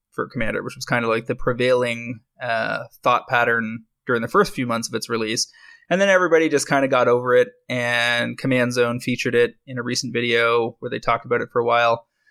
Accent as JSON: {"language": "English", "country": "Canada", "said": "I'm a Canadian"}